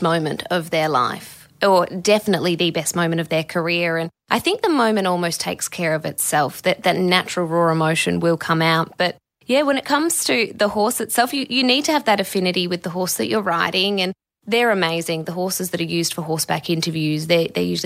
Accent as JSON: {"language": "English", "town": "Perth", "region": "Western Australia", "country": "Australia", "tie": "born or raised there", "said": "in Perth, my hometown"}